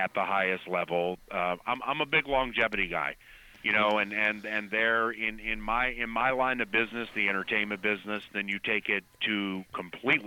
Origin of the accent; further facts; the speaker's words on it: Los Angeles area, California, United States; moved away as an adult; also born or lived in Washington, D.C.; now in Minnesota, United States; I'm from Washington D.C. I went to high school and college in the Los Angeles area, and then I moved here full time in 1998.